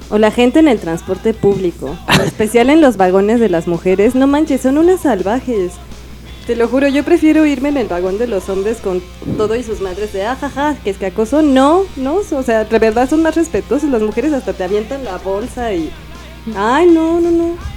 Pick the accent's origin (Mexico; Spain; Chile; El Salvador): Mexico; Mexico City; los que somos de la Ciudad de México